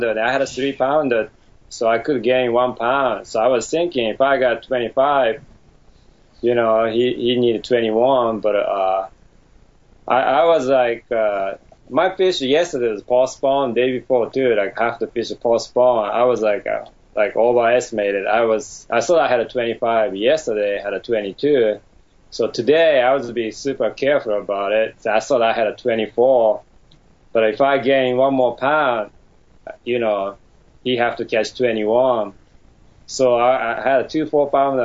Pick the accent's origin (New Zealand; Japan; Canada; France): Japan; Tokyo; moved away as an adult; now in United States; I was born in Tokyo, Japan